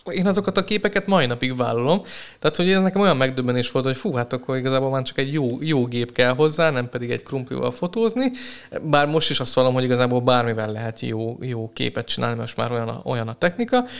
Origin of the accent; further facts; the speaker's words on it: Hungary; moved away as an adult; now in Budapest, Hungary; ugye felkerültem Budapestre, én vidékről származom